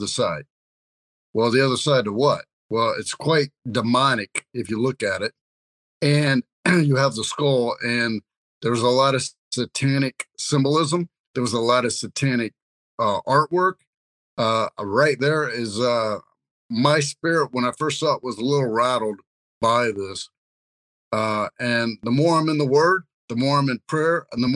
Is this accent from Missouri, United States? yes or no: yes; Kansas City, Missouri, United States; my hometown, Kansas City